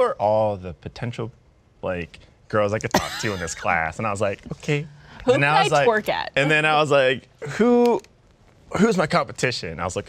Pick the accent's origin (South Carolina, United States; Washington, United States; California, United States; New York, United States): California, United States; San Francisco; Born and raised in San Francisco.